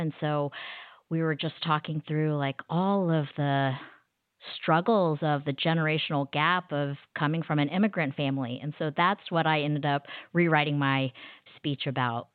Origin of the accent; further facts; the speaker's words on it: Wichita, Kansas, United States; moved away as an adult; now in Dallas, United States; I'm originally from Wichita, Kansas, but I've been living in Dallas, Texas for the last twenty-plus years.